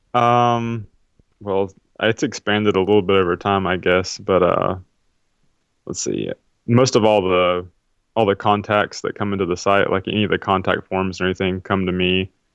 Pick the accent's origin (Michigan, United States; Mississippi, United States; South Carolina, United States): South Carolina, United States; where I grew up in South Carolina